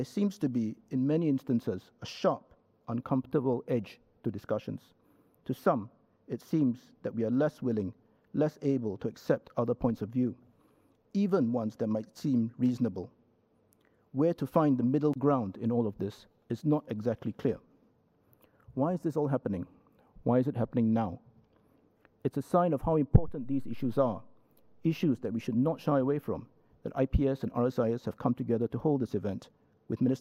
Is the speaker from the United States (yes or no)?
no; Singapore; Within our identity as Singaporeans, there are several facets